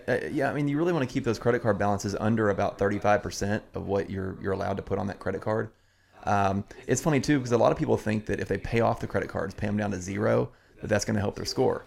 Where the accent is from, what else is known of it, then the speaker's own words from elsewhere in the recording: Southern Indiana, United States; now in Crestwood, United States; I grew up in Southern Indiana.